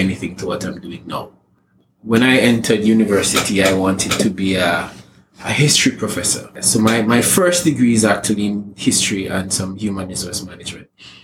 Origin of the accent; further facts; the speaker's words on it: Jamaica; moved away as an adult; now in Trinidad and Tobago; I'm a Jamaican living in Trinidad